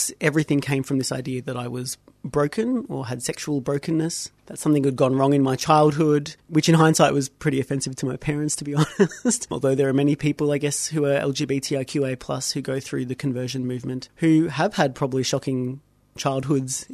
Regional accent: Melbourne, Victoria, Australia; I grew up in Melbourne, grew up in a Maltese Catholic family

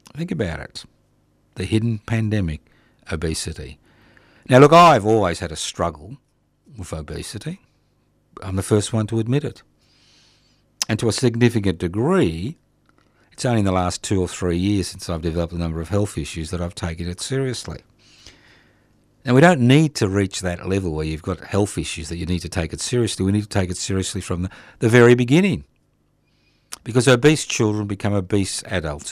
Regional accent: Australia; being an Australian

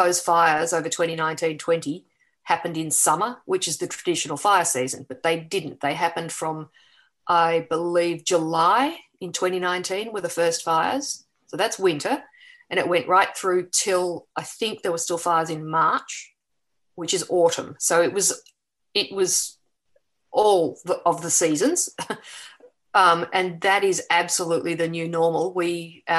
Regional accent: Melbourne, Victoria, Australia; moved away; I'm from Melbourne originally.

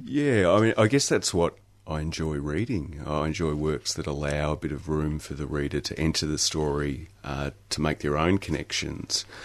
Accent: Wimmera region, Victoria, Australia; also born or lived in Italy; I was actually originally born in Italy, but I was raised in the Wimmera region. Uh, I grew up in a pub actually

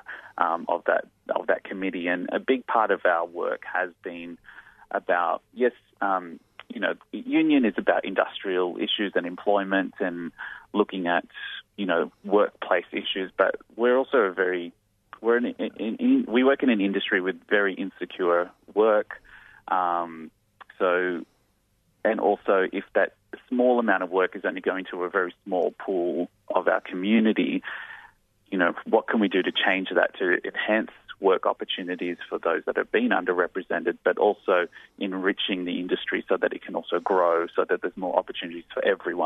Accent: Blacktown, New South Wales, Australia; being raised out in Blacktown in Western Sydney

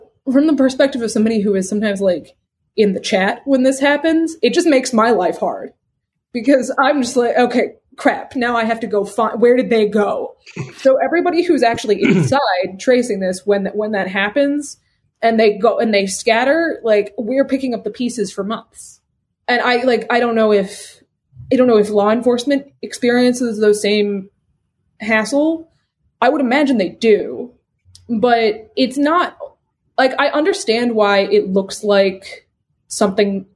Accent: United States; I'm an American

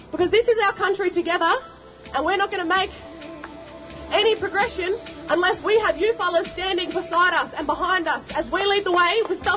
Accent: Melbourne, Victoria, Australia; I'm a very proud Yorta Yorta Wiradjuri and Trawlway woman. I was born and raised here in Melbourne, or Wurundjeri country

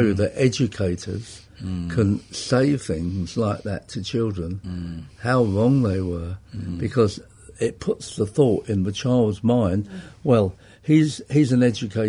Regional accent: Enfield, London, United Kingdom; Grew up in Enfield in Middlesex in North London. Yeah, I was born in 41, so that's where I stayed.

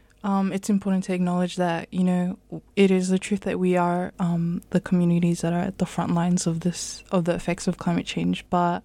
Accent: New Zealand; I am of full Samoan descent, so I have Polynesian heritage from the Pacific. Both my parents were born in Samoa, and whereas I was born in New Zealand, so I have that connection through my parents and my culture and heritage, also making me a second-generation immigrant.

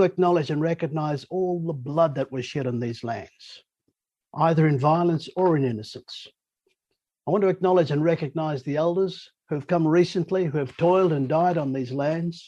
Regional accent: Bundaberg, Queensland, Australia; now in Sydney, Australia; I was born on my mother's country there in Bundaberg.

